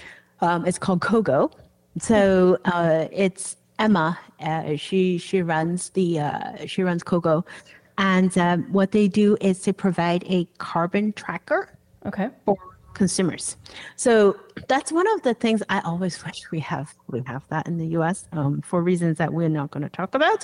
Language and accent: English; Hong Kong; now in Washington, D.C., United States; I was growing up in Hong Kong